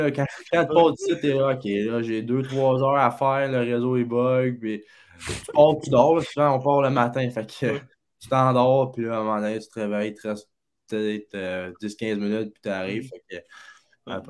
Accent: Blainville, Quebec, Canada; j'ai 17 ans, puis euh, je viens de Blainville.

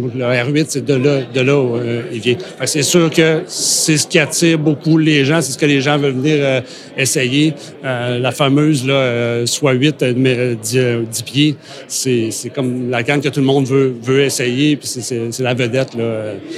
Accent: Côte-Nord, Quebec, Canada; dans mon patelin, là, sur la côte nord

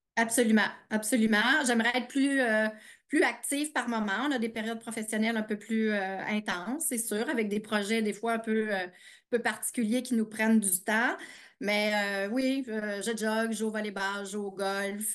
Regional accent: Eastern Townships, Quebec, Canada; moved away as an adult; also born or lived in Montreal; j'ai grandi en Estrie

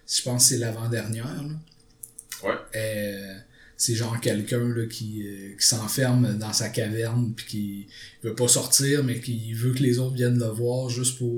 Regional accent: Quebec, Canada; mais on va dire … parce qu'on est québécois

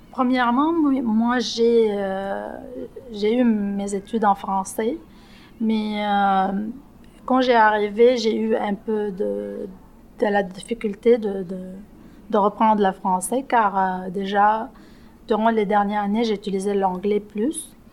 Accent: Lebanon; moved away as an adult; now in Montreal, Canada; Je suis libanaise. J'ai arrivé au Québec en euh, au juillet 2019.

